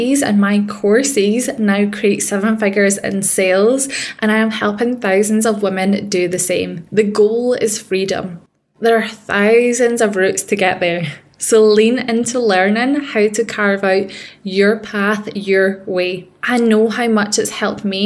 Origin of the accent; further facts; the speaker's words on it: Scotland, United Kingdom; accent: Scottish; If you can't tell by the accent, I am a Scottish woman. I grew up in rough council estates